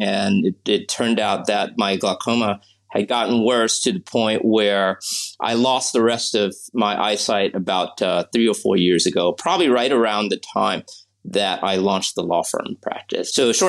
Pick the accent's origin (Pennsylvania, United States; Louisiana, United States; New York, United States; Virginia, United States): Pennsylvania, United States; Pittsburgh; born there; also born or lived in New Orleans, United States; So going back, I was born in Pittsburgh, and I lived in New Orleans for a stretch as well when I was very young.